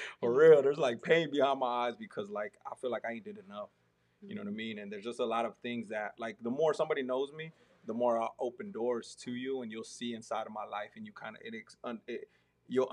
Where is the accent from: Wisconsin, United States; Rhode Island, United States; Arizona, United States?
Arizona, United States; now in Texas, United States; me growing up in Arizona